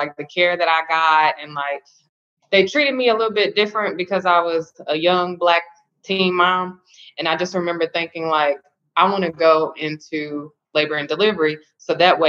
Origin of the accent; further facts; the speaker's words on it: Louisville, Kentucky, United States; I'm from Louisville, Kentucky, born and raised